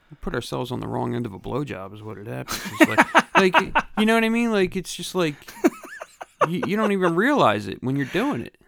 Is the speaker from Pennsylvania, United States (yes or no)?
yes; Philadelphia, Pennsylvania, United States; I grew up in Grace Ferry in Philadelphia